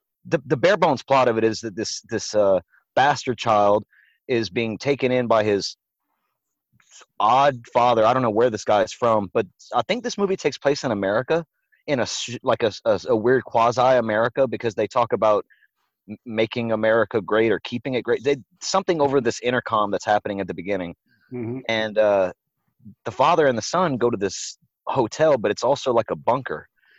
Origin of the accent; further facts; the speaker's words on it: the South, United States; and this might be a dialect thing. I'm from the South, so Acacia is how we say it up down here.